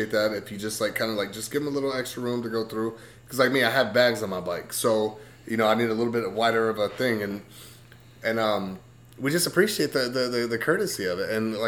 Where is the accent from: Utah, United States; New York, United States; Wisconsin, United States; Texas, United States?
Texas, United States; moved away; also born or lived in Dallas-Fort Worth, Texas; I come from Texas